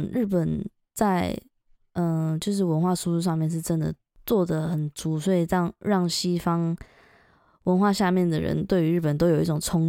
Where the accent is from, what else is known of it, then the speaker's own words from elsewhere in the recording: Taiwan; moved away as an adult; now in United Kingdom; 因为像我们台湾人也是